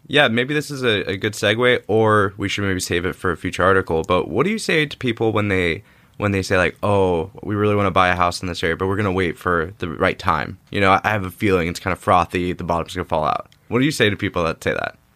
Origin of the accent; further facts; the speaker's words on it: Orange County, California, United States; I grew up in Orange County area